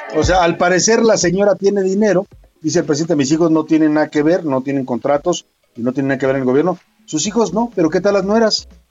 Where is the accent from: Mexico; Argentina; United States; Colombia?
Mexico